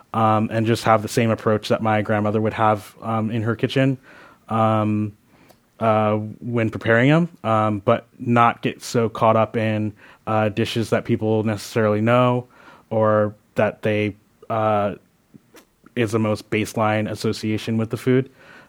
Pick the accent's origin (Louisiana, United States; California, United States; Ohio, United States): California, United States; especially as a Californian, especially as someone in the Bay Area that is just like open-minded about cooking techniques